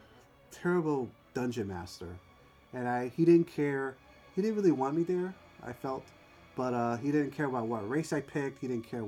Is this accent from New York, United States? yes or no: yes; New York City, New York, United States; I grew up in the Bronx